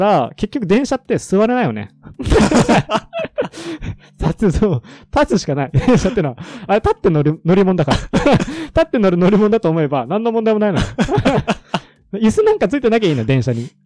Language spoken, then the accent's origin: Japanese; Iwate, Japan; moved away as an adult; also born or lived in Tokyo; 出身地が岩手県